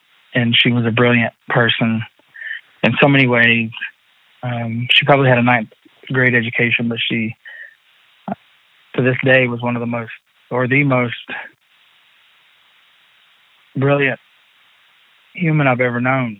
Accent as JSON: {"language": "English", "town": "Cherokee", "region": "North Carolina", "country": "United States", "tie": "born or raised there", "said": "being an Indian here in Cherokee, because that's how I was raised by my grandma and my mom"}